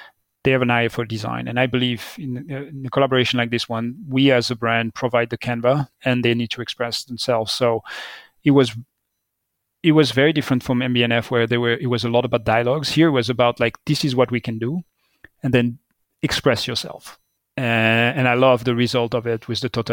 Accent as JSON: {"language": "English", "area": "Vallée de Joux", "region": "Vaud", "country": "Switzerland", "tie": "born or raised there", "said": "the cheese from my village, where I grew up in the Vallée du Jour"}